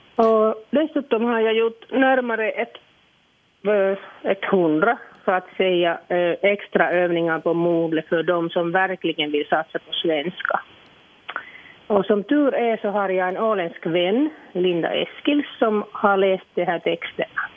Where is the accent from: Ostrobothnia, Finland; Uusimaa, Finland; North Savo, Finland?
North Savo, Finland; Iisalmi; first language Finnish; Swedish is a second language; now in Sotkamo, Finland; jag är ju från Savolax, en liten stad som heter Idensalmi eller Isalmi på finska.